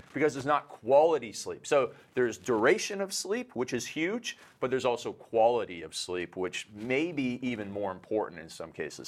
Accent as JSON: {"language": "English", "country": "Canada", "said": "I'm Canadian"}